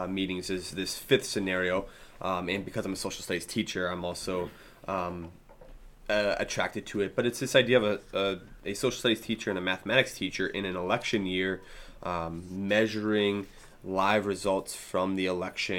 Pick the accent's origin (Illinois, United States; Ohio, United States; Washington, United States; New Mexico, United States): Washington, United States; Seattle; now in Wisconsin, United States; I grew up in Seattle